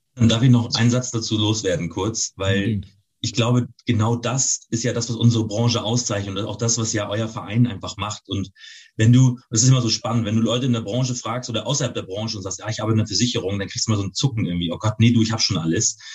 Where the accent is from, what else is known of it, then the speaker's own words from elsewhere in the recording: Northern Germany, Germany; für mich als Norddeutscher